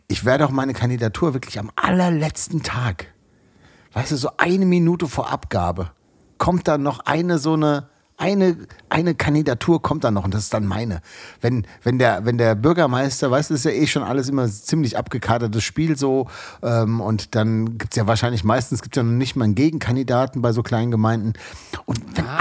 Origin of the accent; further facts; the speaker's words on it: Frankfurt am Main, Hesse, Germany; ich komme aus Frankfurt